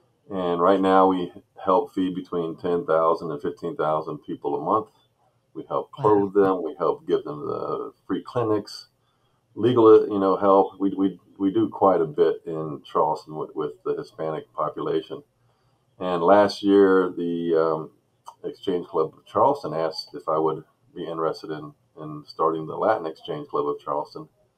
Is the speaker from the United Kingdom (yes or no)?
no; Seville, Andalusia, Spain; also born or lived in Okinawa, Japan / Columbus, Ohio; So I originally moved to Columbus, Ohio from Okinawa, Japan. My father was military. So I grew up in Seville, Spain.